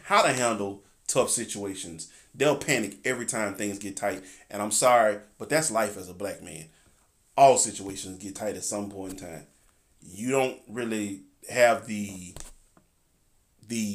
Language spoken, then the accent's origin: English; the South, United States; I'm Southern. Not necessarily country.